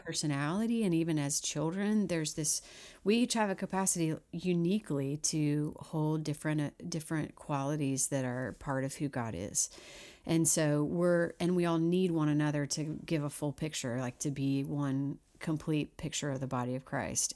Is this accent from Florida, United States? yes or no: no; Missouri, United States; moved away as an adult; now in Nashville, United States; originally from Missouri